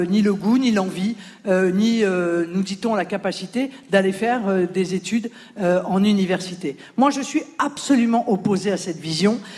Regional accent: Grand Est, France; now in Paris, France; j'ai 21 ans. Je suis originaire des Vosges et j'étudie à Paris.

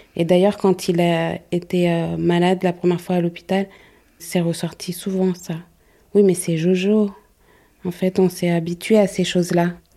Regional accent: Paris, Île-de-France, France; je suis née à Paris, donc je connais pas mal de monde à Paris

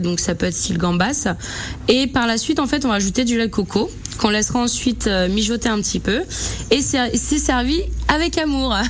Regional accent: Madagascar; now in France; chez nous, à Madagascar

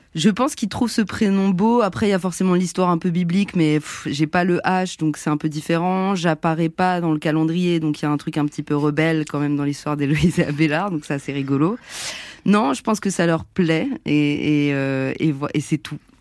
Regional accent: Montrouge, Île-de-France, France; On a grandi ensemble à Montrouge

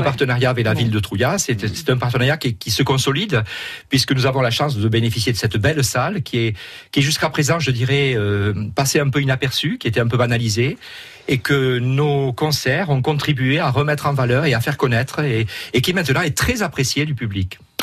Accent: Perpignan, Occitania, France; moved away; also born or lived in Charente-Maritime; je suis perpignanais, mais j'ai vécu en Charente-Maritime, je me suis installé dans l'Aspre

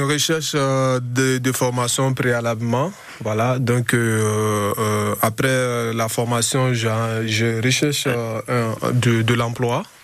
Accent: Guinea; now in Grenoble, France; je viens d'un pays loin, de la Guinée-Conakry

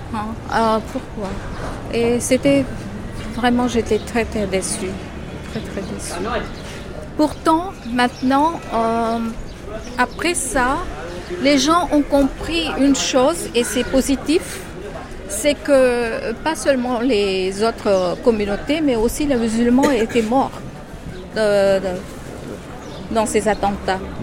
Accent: Madagascar; now in Mumbai, India; je suis de Madagascar

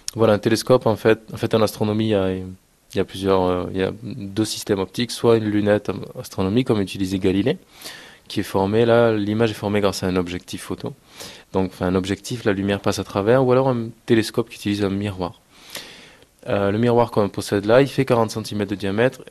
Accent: Castres, Occitania, France; chez nous à Castres

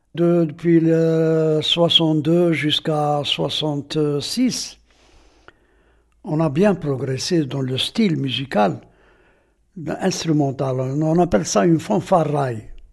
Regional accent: Aïn Témouchent, Aïn Témouchent Province, Algeria; je suis né ici à Temouchent et j'ai grandi ici à Timouchen jusqu'à maintenant

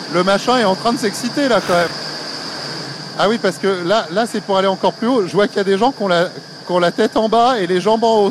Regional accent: Paris, Île-de-France, France; chez nous à Paris ici du côté de la Villette

